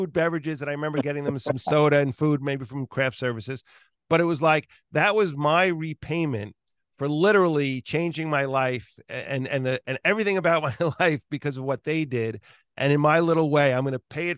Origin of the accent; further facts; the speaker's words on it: New York, United States; I grew up in New York